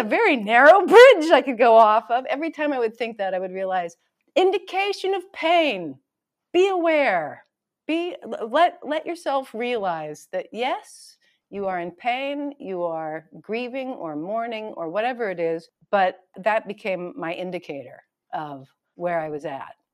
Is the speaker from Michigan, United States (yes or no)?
no; Hawaii, United States; I was born in Hawaii and my parents were both raised in Hawaii.